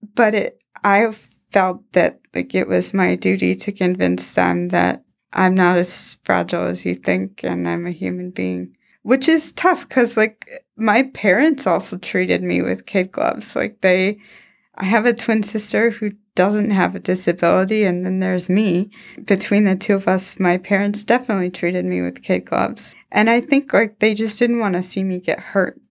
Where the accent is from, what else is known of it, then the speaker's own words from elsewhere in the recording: Houghton Lake, Michigan, United States; I'm originally from Houghton Lake, Michigan